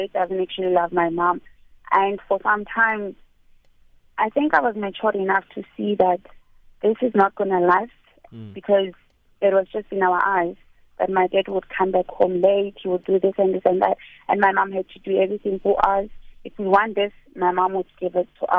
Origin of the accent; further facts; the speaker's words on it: South Africa; my husband is not a South African, and I'm South African